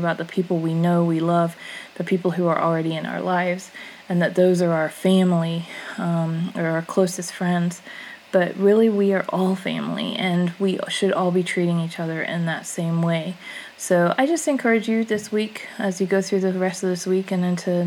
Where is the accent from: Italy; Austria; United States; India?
United States